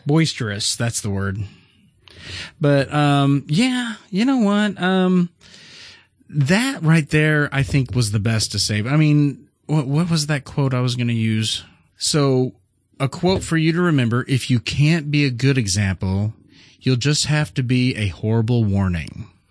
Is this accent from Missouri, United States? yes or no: yes; Missouri, United States; we're from Missouri.